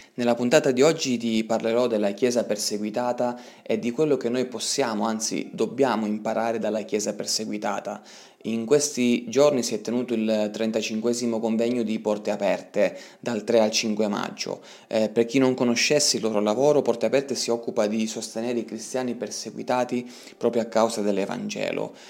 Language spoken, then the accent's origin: Italian; Italy; la libertà che abbiamo in Italia